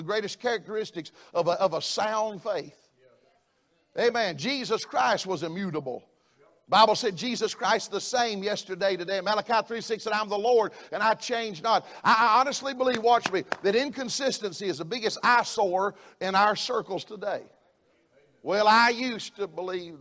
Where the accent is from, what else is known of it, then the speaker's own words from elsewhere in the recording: the South, United States; I'm a Southerner